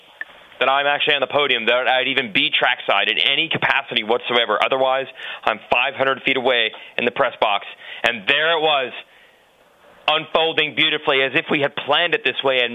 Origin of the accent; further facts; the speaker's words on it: Florida, United States; moved away; I am currently in Daytona.